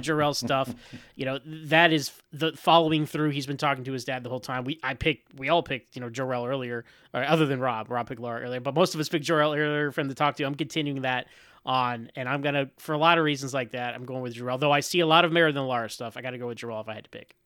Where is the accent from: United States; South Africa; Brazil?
United States; As an American